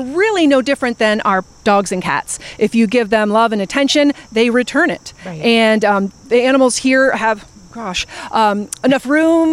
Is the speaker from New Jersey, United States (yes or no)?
no; Vermont, United States; moved away as an adult; also born or lived in Philadelphia, Pennsylvania; now in Pittsburgh, United States; I'm originally from Vermont